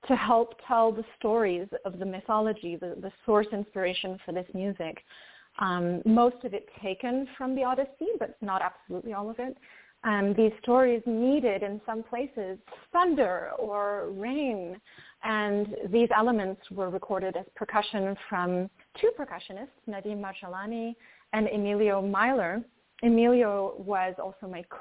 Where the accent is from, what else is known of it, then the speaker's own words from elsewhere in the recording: France; I was born in France to a French mother and a Greek father.